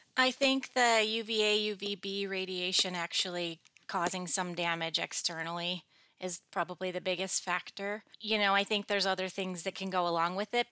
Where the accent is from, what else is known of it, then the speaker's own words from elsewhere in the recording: Michigan, United States; When I was growing up in Michigan, it's like cloudy seventy percent